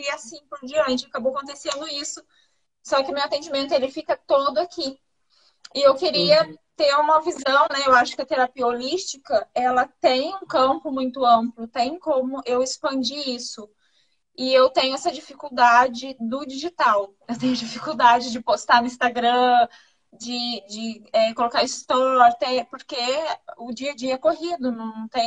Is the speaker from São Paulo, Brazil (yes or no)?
yes; São Paulo, Brazil; eu sou do interior de São Paulo.